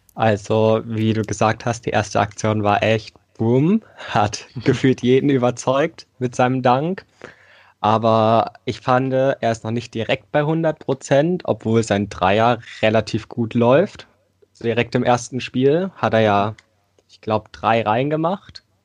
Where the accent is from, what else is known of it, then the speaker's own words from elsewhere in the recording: Thuringia, Germany; Ich komme aus Thüringen, bin 16 Jahre alt